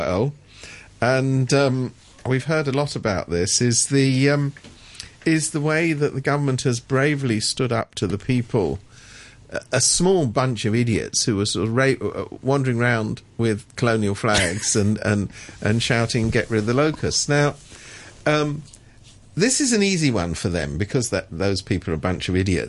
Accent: London, United Kingdom; moved away as an adult; now in Hong Kong; I come from London

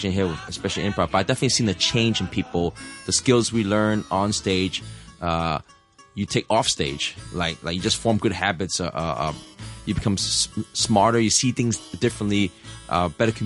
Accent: New York City, New York, United States; now in Hong Kong; I'm from New York City

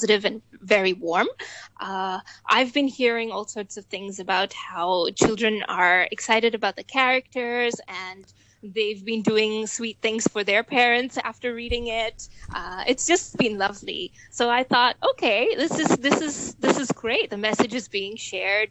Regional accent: Hong Kong; also born or lived in Melbourne; I'm born and brought up in Hong Kong, have been going to school here all my life

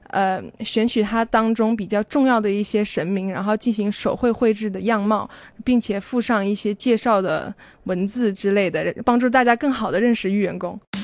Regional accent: China; moved away as an adult; also born or lived in Taiwan; 我从小到大都是在中国长大的，我从来没有去西方的世界里生活过一段时间

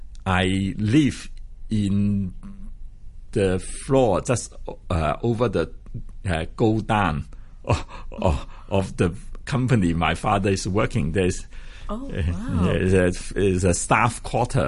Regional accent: Hong Kong; also born or lived in Shanghai; I'm brought up in Hong Kong

